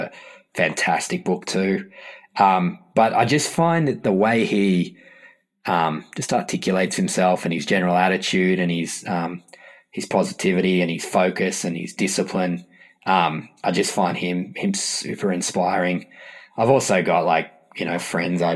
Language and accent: English; Australia; I'm from Australia